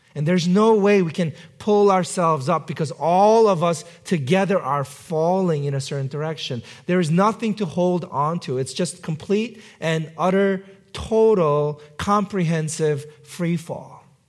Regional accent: New York City, New York, United States; my hometown, New York City

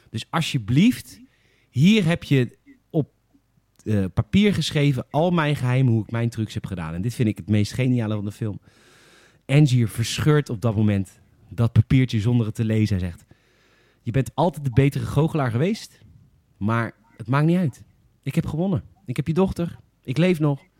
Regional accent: Alphen aan den Rijn, South Holland, Netherlands; ik kom uit Alphen.

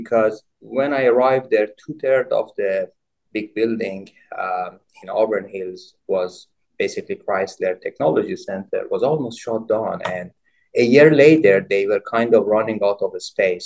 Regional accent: Iran; moved away as an adult; I obtained both my bachelor and master's degrees in Iran, both in mechanical engineering

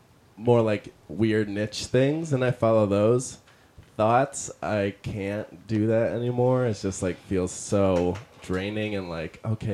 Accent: Detroit, Michigan, United States; Detroit, Michigan.

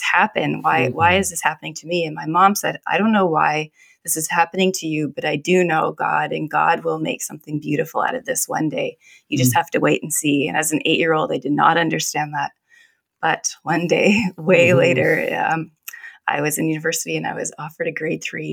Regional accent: Surrey, British Columbia, Canada; I grew up in Surrey.

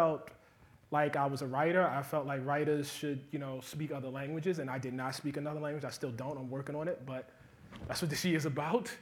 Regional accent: United States; I'm an American.

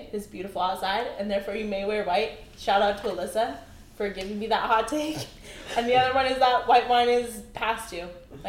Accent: Pacific Northwest, United States; I'm from the Pacific Northwest.

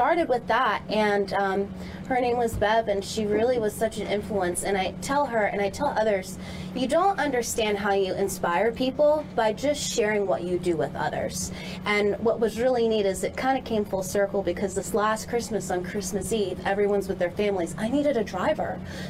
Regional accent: Philadelphia, Pennsylvania, United States; now in Ocala, United States; So I'm actually originally from Philadelphia.

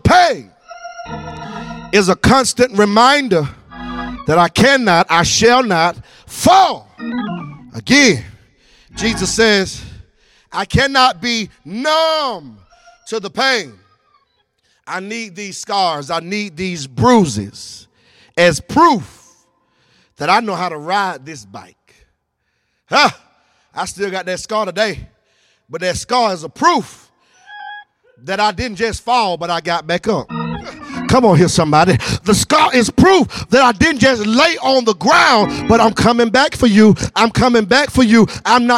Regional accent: Newnan, Georgia, United States; I'm from Noonan, Georgia. Y'all know real down there on the dirt road.

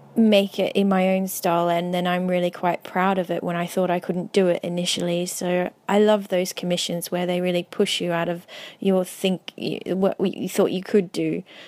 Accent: Melbourne, Victoria, Australia; moved away as an adult; also born or lived in Cairns, Australia; now in London, United Kingdom; I was born in Melbourne and I moved up to Cairns

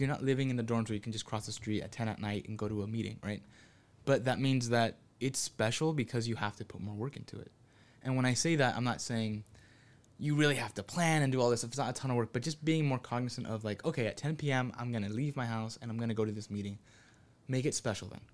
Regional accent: Santa Ana, California, United States; I'm from Santa Ana

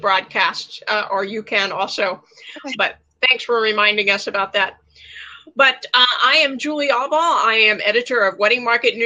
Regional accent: Ohio, United States; I'm from Ohio

